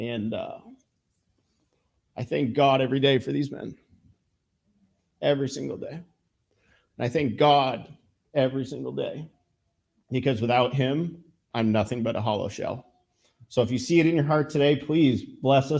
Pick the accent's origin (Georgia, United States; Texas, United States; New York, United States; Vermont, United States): Vermont, United States; Georgia; I am a true Vermonter, born and raised